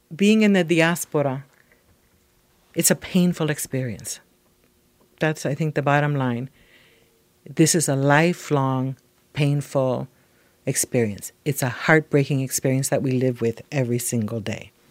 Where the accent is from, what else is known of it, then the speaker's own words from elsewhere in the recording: Puerto Rico; now in United States; I am Puerto Rican and I have American citizenship